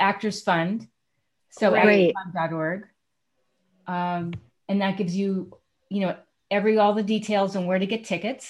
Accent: New York City, New York, United States; I grew up on East 86th Street

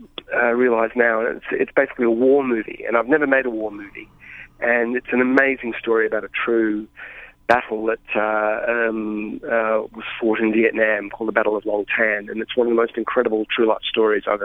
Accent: Australia; as an Australian filmmaker

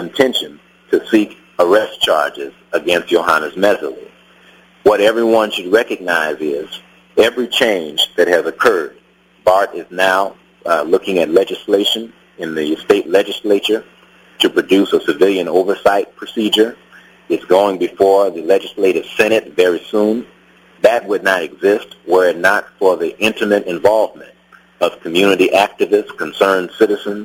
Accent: Los Angeles, California, United States; a black man born and raised in South Central Los Angeles

